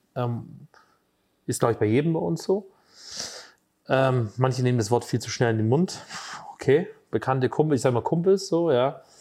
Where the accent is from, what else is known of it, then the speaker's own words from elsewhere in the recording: Hesse, Germany; moved away as an adult; now in Borken, Germany; bei uns in Hessen sagt man immer Gude